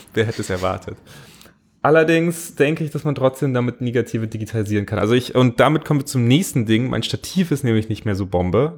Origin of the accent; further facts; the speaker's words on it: Bavaria, Germany; Ich komme aus Bayern